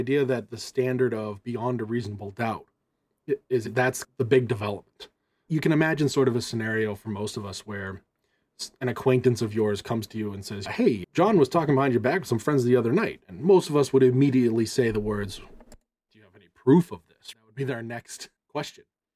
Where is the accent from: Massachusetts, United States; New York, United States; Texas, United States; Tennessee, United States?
Massachusetts, United States; I'm always from Massachusetts